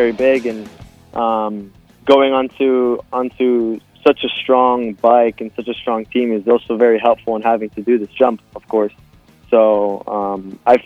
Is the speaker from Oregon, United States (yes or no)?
no; Miami, Florida, United States; I was born here in Miami, Florida, but both of my parents are Argentinian